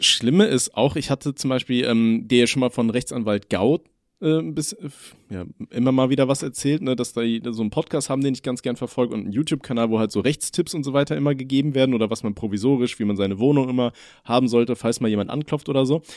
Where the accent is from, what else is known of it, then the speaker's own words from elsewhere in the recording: Germany; als Deutscher